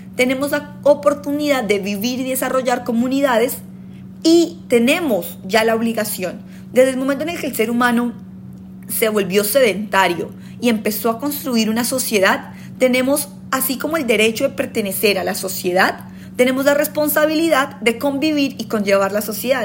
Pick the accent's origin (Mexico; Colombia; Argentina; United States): Colombia; moved away; somos colombianos